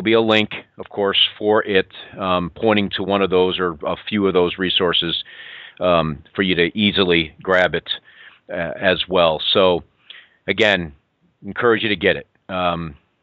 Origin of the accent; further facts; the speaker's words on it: Western New York, United States; moved away; I'm a Western New Yorker, in case you haven't picked up on it. I'm from Western New York. I lived my years in the snow